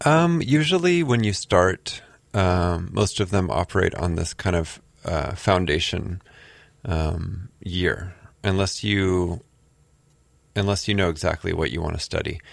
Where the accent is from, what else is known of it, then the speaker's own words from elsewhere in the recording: Southern California, United States; moved away as an adult; also born or lived in New York City, United States; now in Honolulu, United States; I grew up in Southern California